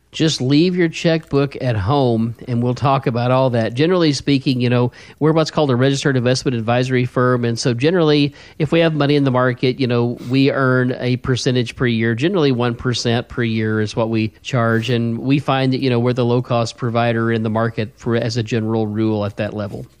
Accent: the Ozarks, United States; You can tell I'm from the Ozarks

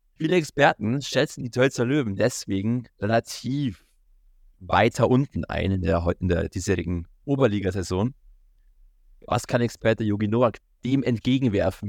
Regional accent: Peiting, Bavaria, Germany; Ich komme aus Piting, ich weiß, wie der Eishockey tickt und wie es da abläuft

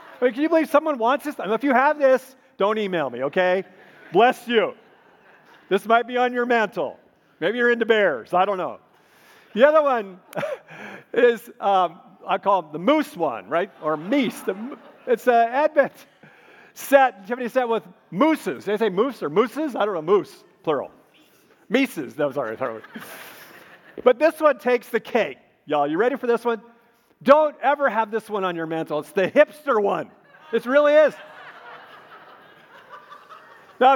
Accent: Minnesota, United States; moved away; I grew up in Minnesota

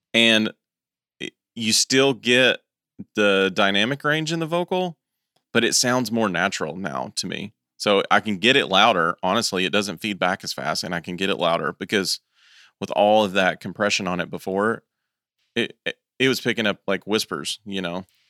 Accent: East Tennessee, United States; I'm from East Tennessee

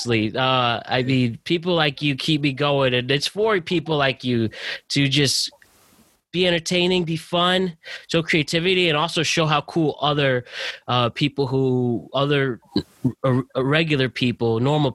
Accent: Norwalk, Connecticut, United States; also born or lived in Westchester, New York; I'm from Norwalk, Connecticut, born in Westchester

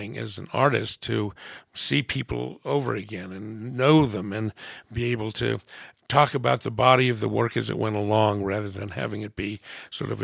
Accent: United States; I'm an American. I was raised in a household. My French grandmother came to live with us

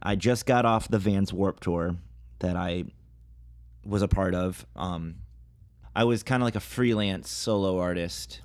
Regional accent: Toledo, Ohio, United States; moved away; my hometown, Toledo, Ohio

